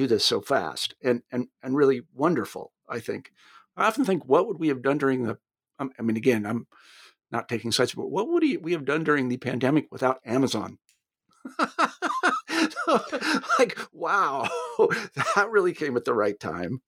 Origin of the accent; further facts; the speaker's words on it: United States; being an American